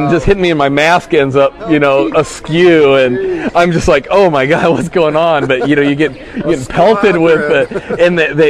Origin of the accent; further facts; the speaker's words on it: Orange County, California, United States; moved away as an adult; now in Redondo Beach, United States; we're up in Redondo Beach, but I grew up in Orange County